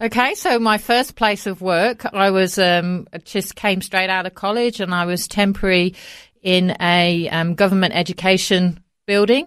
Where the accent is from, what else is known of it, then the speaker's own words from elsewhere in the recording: Coventry, West Midlands, United Kingdom; moved away as an adult; now in Australia; I was born in the centre of England, in the Midlands, a place called Coventry, and that's where I was raised until we moved to Australia